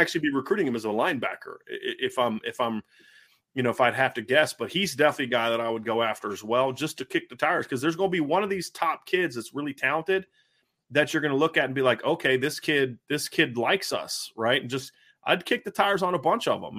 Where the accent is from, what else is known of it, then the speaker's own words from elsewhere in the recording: Ohio, United States; I grew up in Ohio